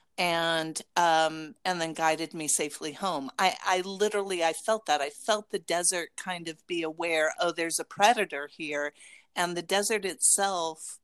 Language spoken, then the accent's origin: English; Las Vegas, Nevada, United States; when I grew up in Las Vegas